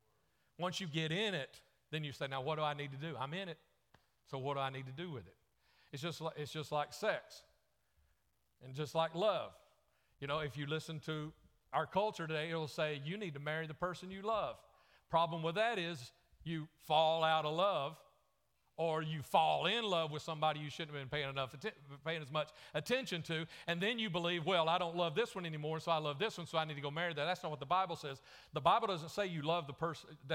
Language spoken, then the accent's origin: English; the South, United States; accent: southern; my southern accent